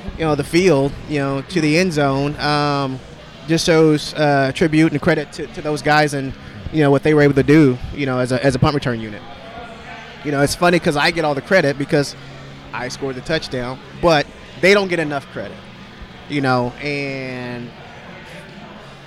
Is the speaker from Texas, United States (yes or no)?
yes; Texas, United States; moved away; I'm originally from Texas